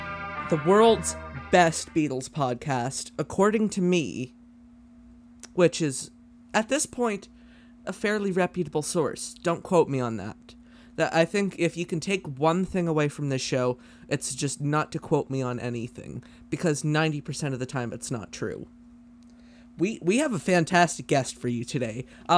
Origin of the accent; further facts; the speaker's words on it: Canada; I could be the new Alex Trebek. We're both Canadian.